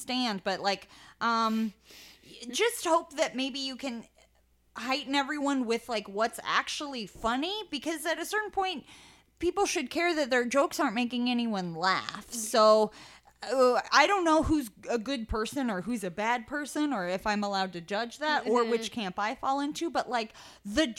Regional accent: Lincoln, Nebraska, United States; also born or lived in Lawrence, Kansas; now in Kansas City, United States; I'm from Lincoln, Nebraska

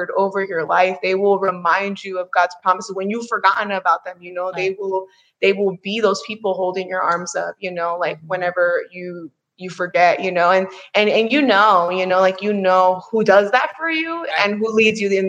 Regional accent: Maryland, United States; moved away; I'm from Maryland

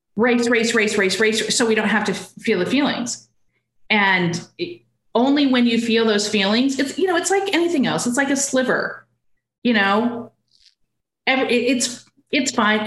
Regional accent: Arizona, United States; also born or lived in Seattle / Texas; now in Austin, United States; I'm from Arizona.

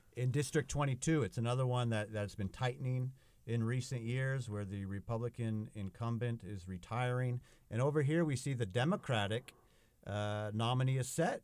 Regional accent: California, United States; California, my home state

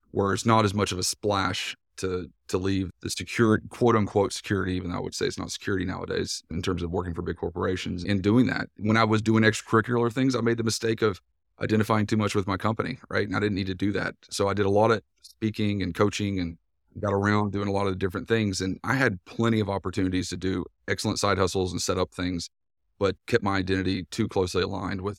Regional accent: Tennessee, United States; accent: East Tennessee; Uh, you might tell from my accent, I'm from East Tennessee originally. Grew up on a dairy farm in East Tennessee, so even more Tennessee than that for the first bit of my life.

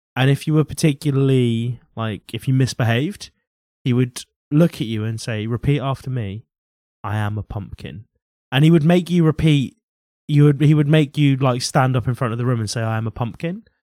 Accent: United Kingdom; I grew up working class in Britain

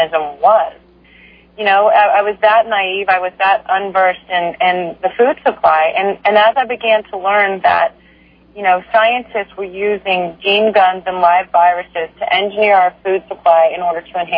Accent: Texas, United States; I was raised in a conservative family in Texas

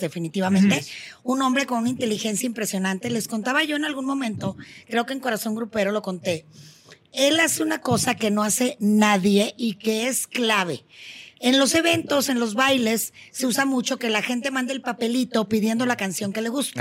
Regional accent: Monterrey, Nuevo León, Mexico; en mi tierra, en Monterrey

